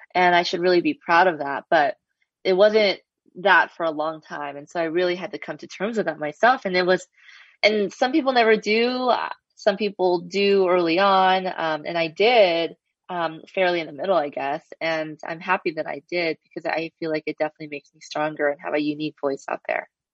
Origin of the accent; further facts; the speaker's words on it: Los Angeles, California, United States; I grew up in Los Angeles, an Asian American